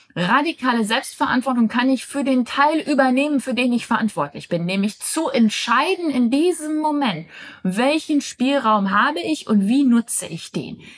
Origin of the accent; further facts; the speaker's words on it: Germany; moved away; Ich nehme aus Deutschland auf. Ich bin momentan meine Herkunftsfamilie besuchen